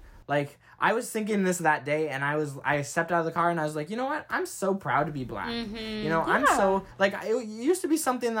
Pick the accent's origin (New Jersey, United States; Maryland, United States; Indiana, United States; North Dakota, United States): North Dakota, United States; I'm from North Dakota, so I don't have that, like, very black background, you know.